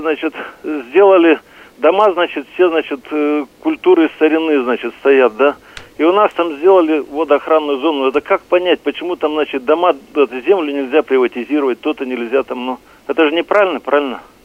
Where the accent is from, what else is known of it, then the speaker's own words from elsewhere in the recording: Maritui, Irkutsk Oblast, Russia; я сам родился и вырос на Байкале, по кругу Байкалки, станции Маритуй